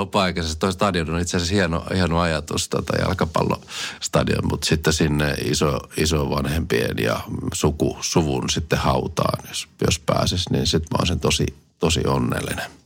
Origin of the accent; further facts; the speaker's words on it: Kotka, Kymenlaakso, Finland; minä olen syntynyt ihan Kotkassa